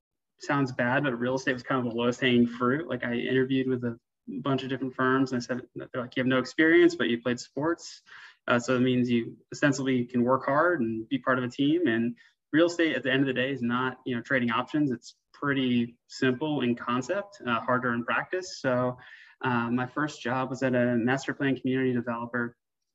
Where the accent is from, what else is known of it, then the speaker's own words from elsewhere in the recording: Mid-Atlantic, United States; I grew up in the Mid-Atlantic